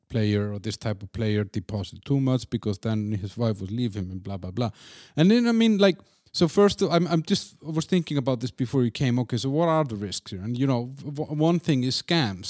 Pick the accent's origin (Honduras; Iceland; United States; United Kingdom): Iceland; moved away; in my home country, in Iceland